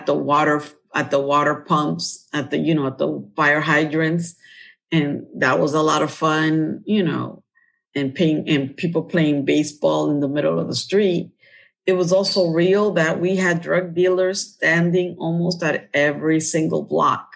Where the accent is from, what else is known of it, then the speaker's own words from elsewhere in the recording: New York, United States; We were basically African Americans and Latinos in where I grew up in Harlem